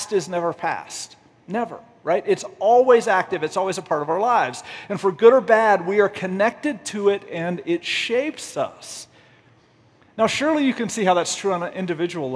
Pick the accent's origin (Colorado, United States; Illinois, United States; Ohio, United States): Colorado, United States; also born or lived in Chattanooga, Tennessee; I'm mostly from Colorado, but I was born in Chattanooga, Tennessee